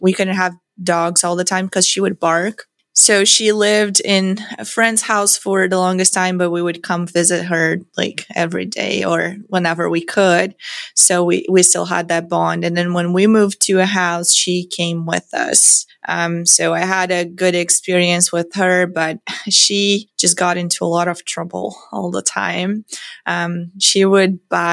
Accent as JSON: {"language": "English", "town": "São Miguel do Oeste", "region": "Santa Catarina", "country": "Brazil", "tie": "born or raised there", "moved": "as an adult", "said": "I grew up in São Miguel do Oeste, Santa Catarina, Brazil"}